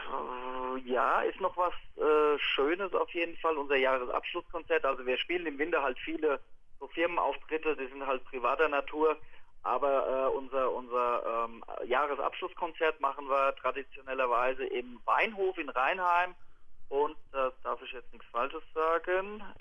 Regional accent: Ober-Ramstadt, Hesse, Germany; weil ich bin aus Oberramstadt und kenne den Waldhof und finde es eine tolle Einrichtung.

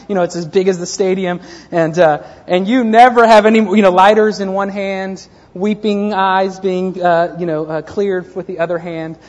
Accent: United States; we in the U.S., specifically we in the U.S. who are Christians

